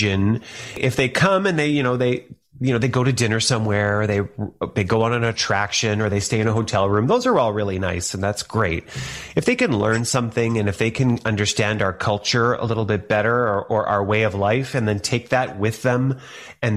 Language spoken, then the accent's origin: English; Thunder Bay, Ontario, Canada; I grew up in Thunder Bay, Ontario